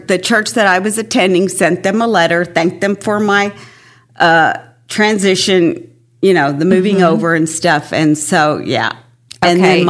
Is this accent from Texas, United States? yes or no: yes; San Antonio, Texas, United States; I was a military brat and ended up really in San Antonio and grew up the rest of my life there.